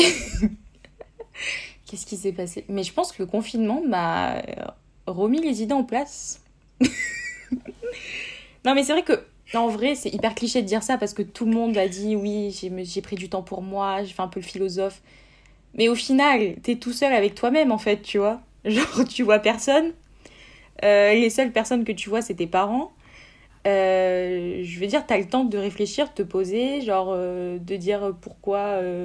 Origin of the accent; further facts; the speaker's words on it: Montpellier, Occitania, France; moi, je suis une Montpelliéraine de source